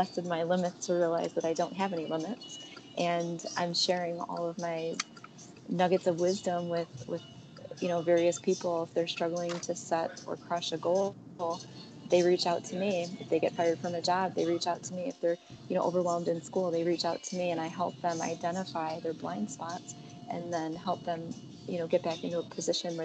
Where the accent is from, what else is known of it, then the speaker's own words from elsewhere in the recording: Chicago, Illinois, United States; moved away as an adult; also born or lived in Hong Kong; I was born and bred in Chicago